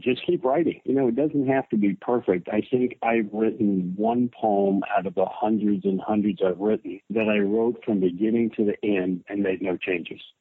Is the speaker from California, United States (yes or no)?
no; North Carolina, United States; moved away; I was born in North Carolina, and then I traveled all over the countryside and many parts of the world